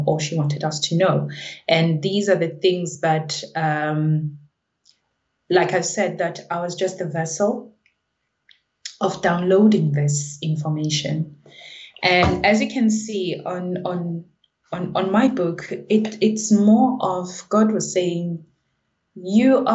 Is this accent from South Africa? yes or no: yes; South Africa; now in United Kingdom; I'm from South Africa, I'm a Zulu speaking person.